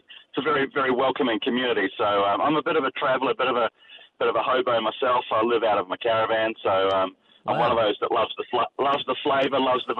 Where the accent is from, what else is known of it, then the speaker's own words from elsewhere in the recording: Wellington, New Zealand; now in Australia; Mate, I'm a Kiwi. I was born in Wellington, New Zealand. I'm actually a Kiwi. I've been here for 21 years.